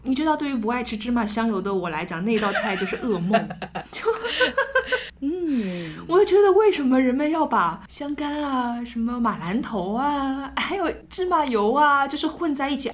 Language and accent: Chinese; southern China, China; 尤其是作为南方人，很喜欢出去挑野菜